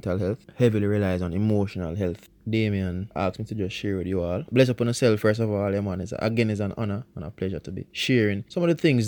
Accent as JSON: {"language": "English", "country": "Jamaica", "first_language": "Jamaican Patois", "said": "that is my native language"}